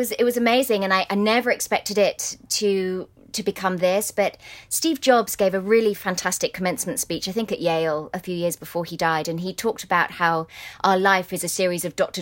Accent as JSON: {"language": "English", "town": "Windsor", "region": "South East England", "country": "United Kingdom", "tie": "born or raised there", "also_born_or_lived": "London", "moved": "yes", "said": "before we moved to Kensington Palace, I lived in Windsor"}